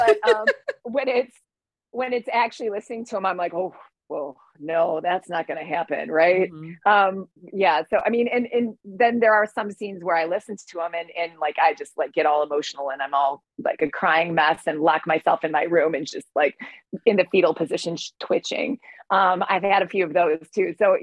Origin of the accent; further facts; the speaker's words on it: Detroit, Michigan, United States; I'm from Detroit